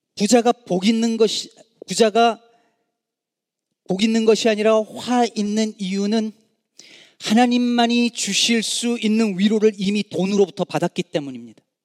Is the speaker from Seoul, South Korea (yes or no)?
no; Jecheon, North Chungcheong, South Korea; moved away; also born or lived in Daejeon; 제가 그 어, 중국 제천 시골 출신이잖아요